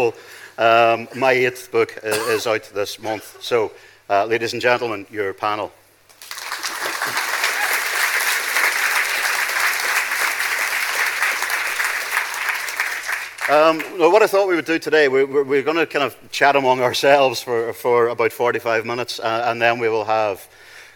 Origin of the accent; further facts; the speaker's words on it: Northern Ireland, United Kingdom; we're all from Northern Ireland